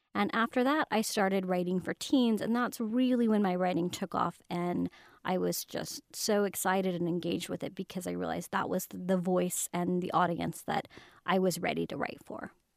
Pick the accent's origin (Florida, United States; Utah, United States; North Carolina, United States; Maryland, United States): Utah, United States; Highland; I was brought up in Highland, Utah. It's kind of like a suburb of Salt Lake.